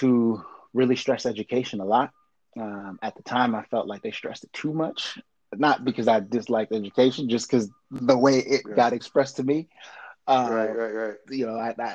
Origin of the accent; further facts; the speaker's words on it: White Plains, New York, United States; first language French; English is a second language; moved away as an adult; also born or lived in Montreal, Canada; now in Los Angeles, United States; I grew up in the burbs outside of New York in this Haitian community in White Plains